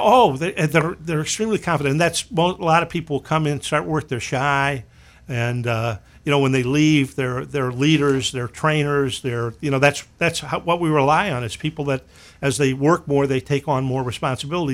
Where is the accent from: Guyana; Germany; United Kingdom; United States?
United States; Midwest; moved away as an adult; also born or lived in New Hampshire; I was from the Midwest, and I ended up going to school at the University of New Hampshire.